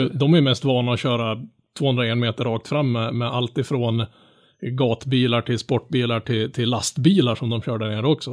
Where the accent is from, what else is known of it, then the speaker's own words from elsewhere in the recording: Norrland, Sweden; som norrlänning